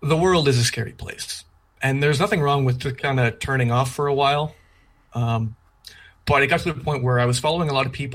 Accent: Canada; now in Alberta, Canada; I am a Canadian

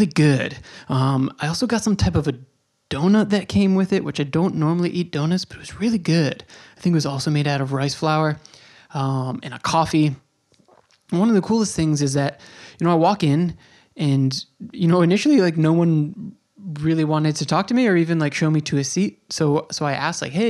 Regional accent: New York, United States; moved away as an adult; also born or lived in Bay Ridge, Brooklyn; I'm from New York

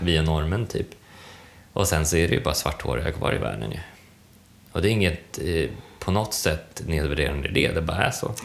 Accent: Sweden; Jag är blondin och svensk

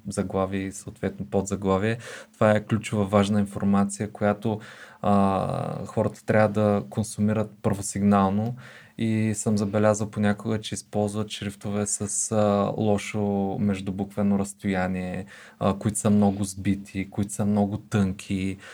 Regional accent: Bulgaria; това ни обославя като българи с идентичност

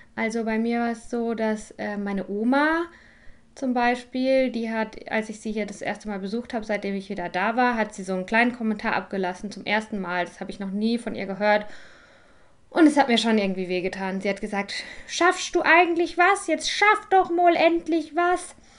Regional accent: Germany; moved away; Ich bin nämlich wieder in Deutschland, ähm, in meiner Heimat bei meinen Eltern.

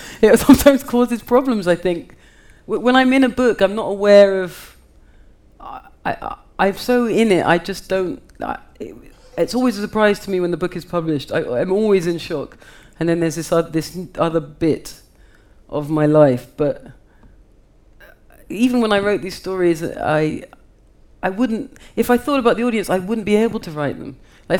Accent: United Kingdom; I feel myself a part of that. I'm also a British writer.

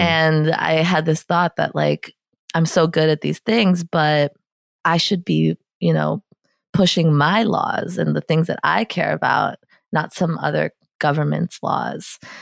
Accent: New York City, New York, United States; I grew up in Soho, in Lower Manhattan

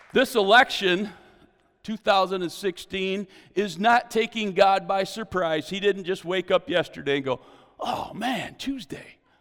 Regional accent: United States; As an American

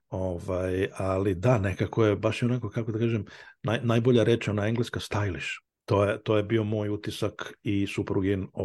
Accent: Pančevo, Vojvodina, Serbia; pošto smo oboje Vojvođani, ja sam iz Pančeva

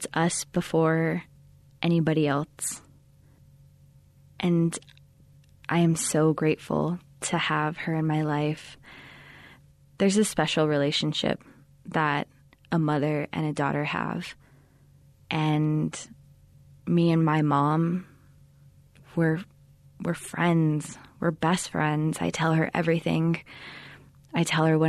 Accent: Manuelito, New Mexico, United States; I am from Manuelito, New Mexico

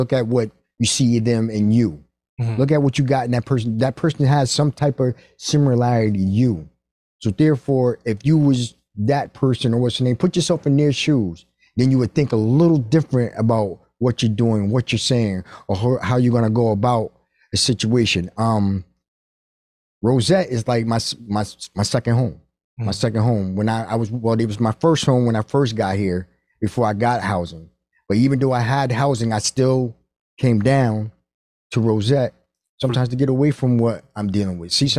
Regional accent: Stamford, Connecticut, United States; also born or lived in New York; But I was raised in Stamford, Connecticut. I was born in New York.

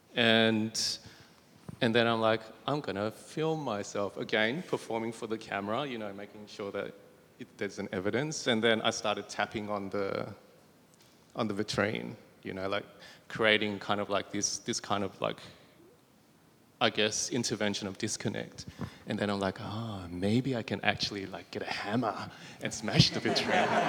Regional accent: Bankstown, New South Wales, Australia; growing up in Bankstown

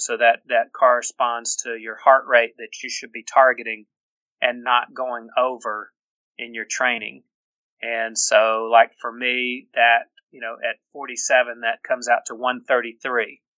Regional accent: Birmingham, Alabama, United States; the Mercedes Marathon is uh, is one of my favorites because it's my hometown

